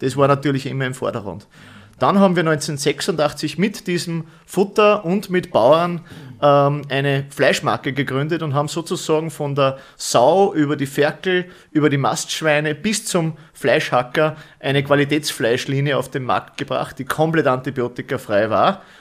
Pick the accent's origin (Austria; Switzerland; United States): Austria; Bad Schallerbach, Upper Austria; ich komme aus Österreich, also als Oberösterreich, genauer